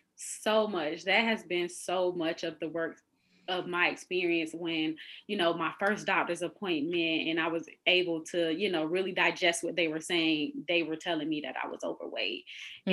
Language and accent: English; Florida, United States; I'm originally from Florida.